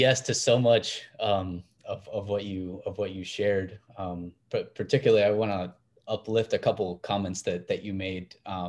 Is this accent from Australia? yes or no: no; Mexico; now in United States; I'm a first generation college student. You know, I'm from Mexico. I was undocumented, I'm DACA